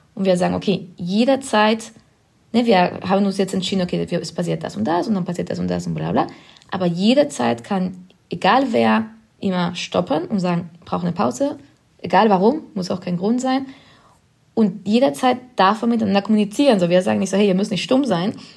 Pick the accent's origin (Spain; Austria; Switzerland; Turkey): Spain; German is a second language; now in Berlin, Germany; ich komme aus Spanien ursprünglich und bin da aufgewachsen